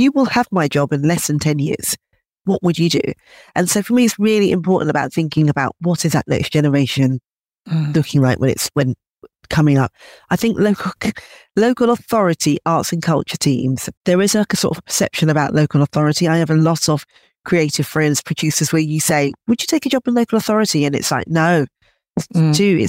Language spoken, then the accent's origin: English; London, United Kingdom; growing up in London